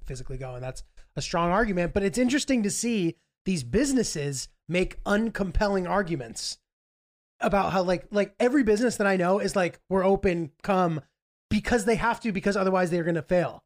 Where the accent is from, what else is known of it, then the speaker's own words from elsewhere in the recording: New York, United States; I'm from New York